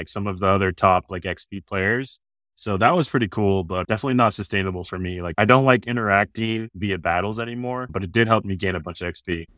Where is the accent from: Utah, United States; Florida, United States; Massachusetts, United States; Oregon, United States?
Utah, United States; Orem; moved away as an adult; now in Austin, United States; I grew up in Orem, Utah